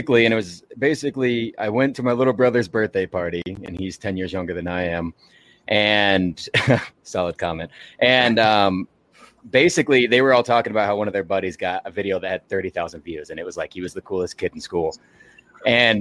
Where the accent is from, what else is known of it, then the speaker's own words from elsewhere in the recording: Arkansas, United States; I'm from Arkansas